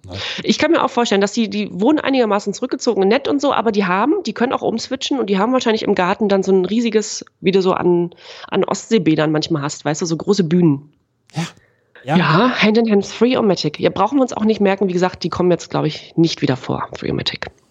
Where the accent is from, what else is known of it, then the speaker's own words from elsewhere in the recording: East Germany, Germany; bei uns im Osten